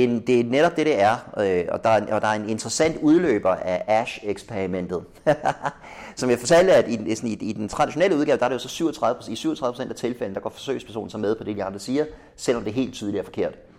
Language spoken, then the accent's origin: Danish; Denmark